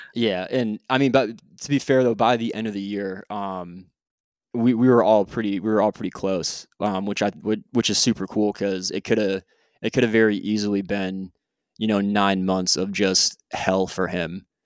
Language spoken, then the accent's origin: English; Hartford, United States; moved away as an adult; also born or lived in Japan; now in Jacksonville, United States; I'm originally from the Heartland, Hartford area, and I currently live in Jacksonville, Florida